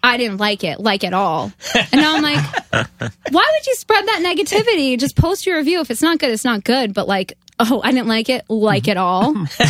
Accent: Ramsey, New Jersey, United States; I'm from Ramsey, which is like north. I don't know. It's like a New York City suburb. Everyone's dad like commutes to the city there.

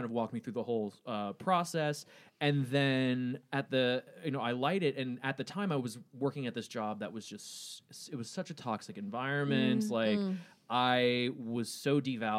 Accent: Florida, United States; moved away; growing up in Florida

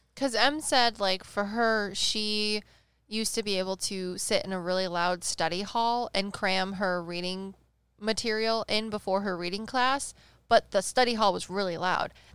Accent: Midwest, United States; we're from the Midwest

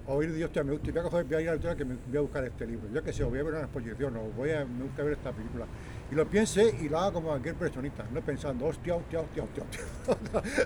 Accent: Sabadell, Catalonia, Spain; now in Tarragona, Spain; yo nací en Canoriac, luego estuve viviendo en la Concordia

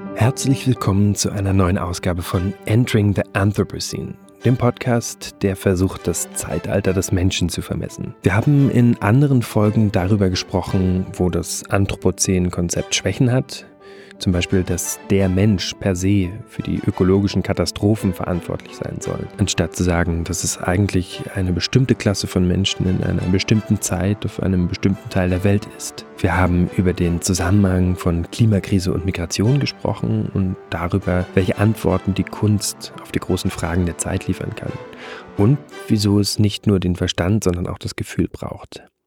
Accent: Brandenburg, Germany; Ich als Brandenburger

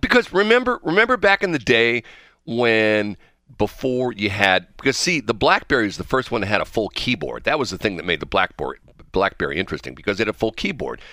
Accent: St. Louis, Missouri, United States; I'm from the Saint Louis area

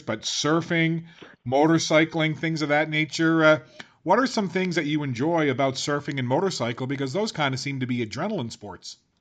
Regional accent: Newfoundland and Labrador, Canada; now in Halifax, Canada; I'm a Newfoundlander yeah. originally

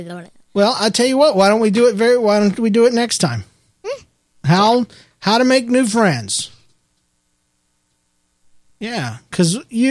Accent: Victoria, Australia; We're from Victoria, Australia, and cool. We love listening to your show.

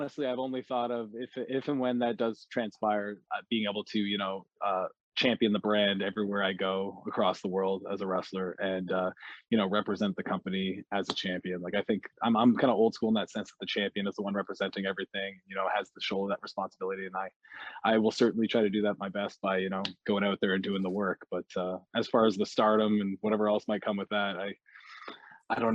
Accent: Canada; being a Canadian wrestler

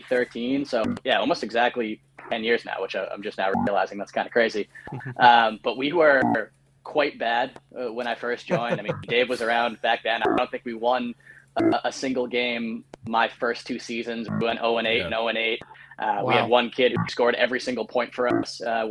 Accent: Wrentham, Massachusetts, United States; also born or lived in South Boston, Massachusetts / New Hampshire; I grew up in Wrentham, Mass. Initially, right next to Foxborough. Live over in South Boston at the moment.

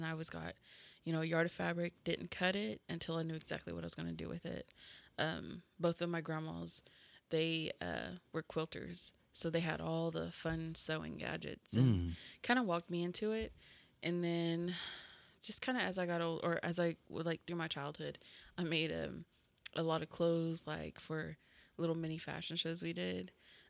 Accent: Tahlequah, Oklahoma, United States; also born or lived in Norman, Oklahoma; I'm actually from Tahlequah.

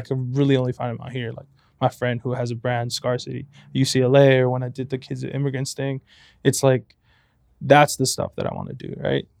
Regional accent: Compton, California, United States; moved away as an adult; now in San Luis Obispo, United States; I'm from Compton

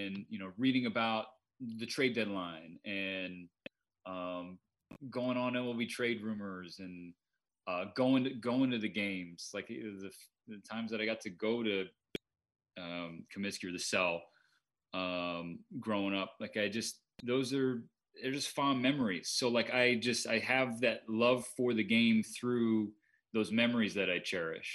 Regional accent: Southern California, United States; moved away as an adult; also born or lived in Eugene, Oregon / New York City; my entire life growing up in Southern California

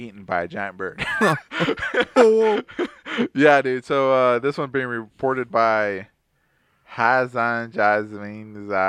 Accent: Texas, United States; We're from Texas.

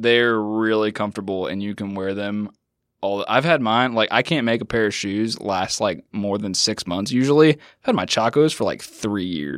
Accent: Washington, United States; moved away; I grew up in Washington State

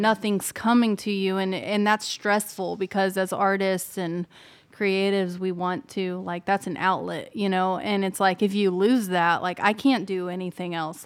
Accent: Ozark Mountains, Missouri, United States; moved away as an adult; now in Nashville, United States; I'm from the Ozark Mountains in Missouri, so not far from, like, the Branson area, um, Springfield, Missouri. And I had grown up singing all my life

